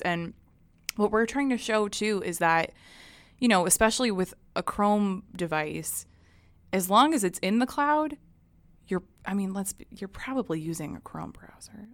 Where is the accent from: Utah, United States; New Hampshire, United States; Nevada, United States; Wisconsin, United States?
New Hampshire, United States; I grew up in New Hampshire.